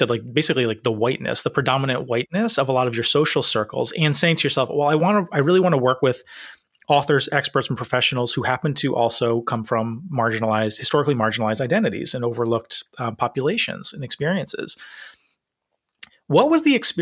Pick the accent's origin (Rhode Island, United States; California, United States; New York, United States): Rhode Island, United States; I wonder how white Rhode Island is, because that's my home state